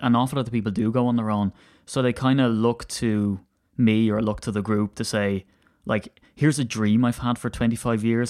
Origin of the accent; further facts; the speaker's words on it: Ireland; as an Irishman